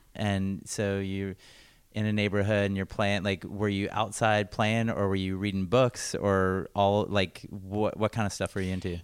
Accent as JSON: {"language": "English", "town": "Washington", "region": "District of Columbia", "country": "United States", "tie": "born or raised there", "also_born_or_lived": "Virginia", "moved": "as an adult", "lives_now": "Portland, United States", "said": "I grew up in D C"}